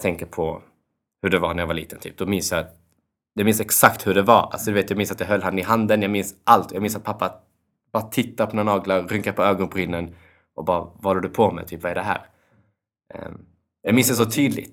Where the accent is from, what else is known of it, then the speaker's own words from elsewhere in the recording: Kosovo; jag kommer från Kosovo